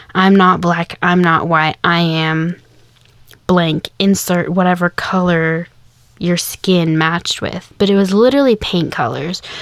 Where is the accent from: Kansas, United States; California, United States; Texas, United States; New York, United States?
Kansas, United States; now in the South, United States; I grew up in Kansas